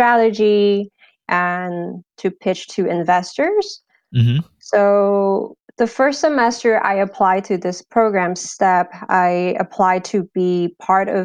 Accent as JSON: {"language": "English", "town": "San Jose", "region": "California", "country": "United States", "tie": "born or raised there", "also_born_or_lived": "Hong Kong", "said": "I moved to California, San Jose, California, when I was 11. And I pretty much grew up in California"}